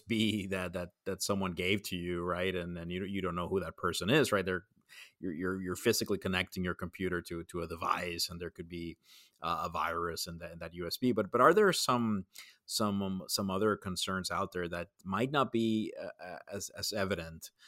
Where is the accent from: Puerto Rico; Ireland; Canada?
Puerto Rico; I grew up in Puerto Rico